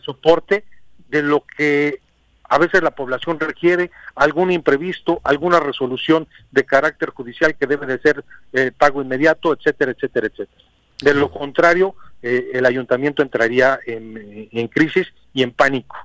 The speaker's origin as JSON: {"language": "Spanish", "region": "Morelos", "country": "Mexico", "said": "somos mexicanos, somos morelenses"}